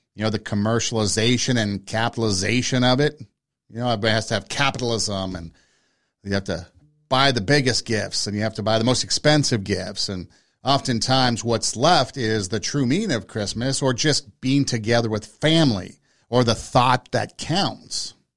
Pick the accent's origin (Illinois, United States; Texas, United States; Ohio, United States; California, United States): California, United States; Los Angeles; growing up in Los Angeles